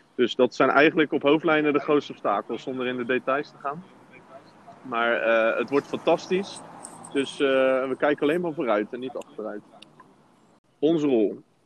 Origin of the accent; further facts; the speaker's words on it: Rotterdam, South Holland, Netherlands; En we zijn ook eh, Rotterdammers